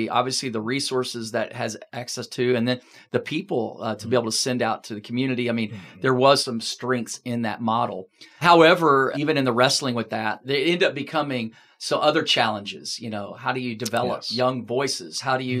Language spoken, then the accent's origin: English; Texas, United States; also born or lived in Virginia / DC/Maryland/Virginia area; now in Florida, United States; I'm originally from Texas and, you know, being in Virginia for 19 years of being a pastor there of a larger church in Virginia